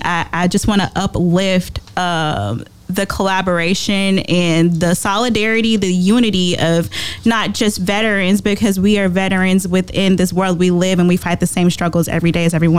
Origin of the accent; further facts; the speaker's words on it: Dallas, Texas, United States; moved away as an adult; I am from Dallas, Texas, born and raised